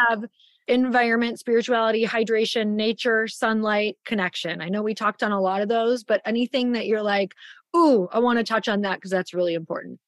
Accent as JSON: {"language": "English", "region": "Midwest", "country": "United States", "tie": "born or raised there", "said": "growing up in the Midwest"}